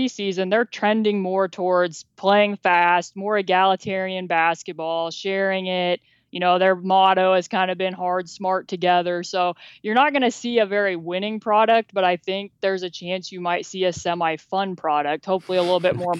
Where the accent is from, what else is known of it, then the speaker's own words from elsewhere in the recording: Indiana, United States; My dad coached high school basketball here in Indiana for about over a decade. So I just remember watching games with him while I was growing up.